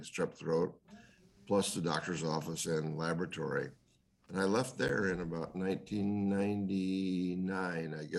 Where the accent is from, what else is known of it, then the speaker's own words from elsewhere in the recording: Indiana, United States; now in California, United States; My background is I'm from Indiana, and I went to Purdue as a undergraduate